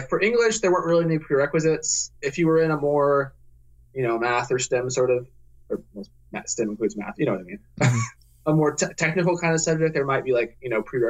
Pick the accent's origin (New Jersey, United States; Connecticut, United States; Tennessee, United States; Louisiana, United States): Tennessee, United States; Worcester's in Ohio. I'm from Tennessee.